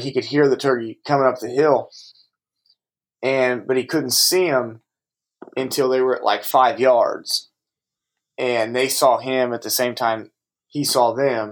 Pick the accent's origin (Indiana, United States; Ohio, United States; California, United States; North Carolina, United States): Indiana, United States; growing up in Indiana